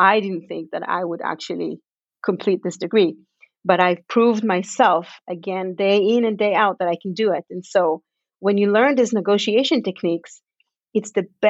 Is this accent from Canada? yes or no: yes; Canada; born there; we moved to Canada together because I was born in Canada, so I have Canadian citizenship.